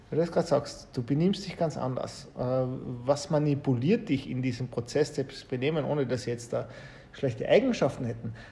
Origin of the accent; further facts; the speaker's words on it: Austria; Also wir kommen ja aus Österreich beide und das Thema Tourismus von dem lebt ja ein großer Industriezweig in Österreich